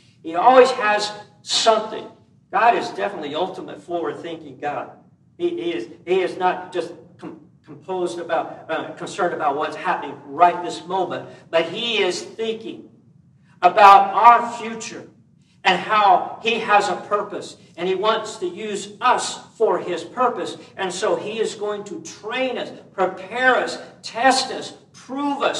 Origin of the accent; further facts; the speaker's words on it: Kansas, United States; now in California, United States; when I grew up in Kansas